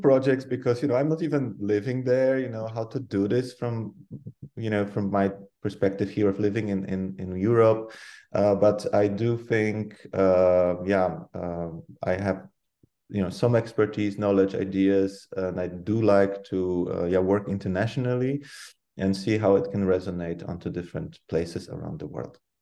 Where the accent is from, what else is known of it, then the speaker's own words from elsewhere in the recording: Poland; moved away as an adult; now in Netherlands; I come from Poland, uh, but I'm based in the Netherlands, living here like half of my life uh, by now or more